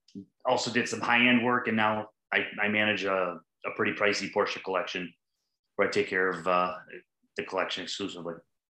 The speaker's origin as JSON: {"language": "English", "town": "Detroit", "region": "Michigan", "country": "United States", "said": "I'm from the Metro Detroit area of Michigan."}